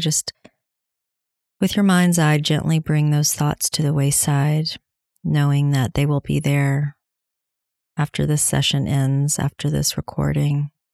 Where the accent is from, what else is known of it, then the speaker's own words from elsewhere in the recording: Tennessee, United States; here in Tennessee, my home state